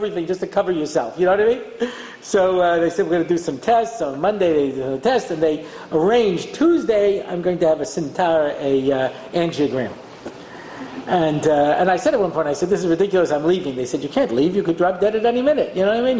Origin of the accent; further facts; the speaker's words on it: United States; I'm an American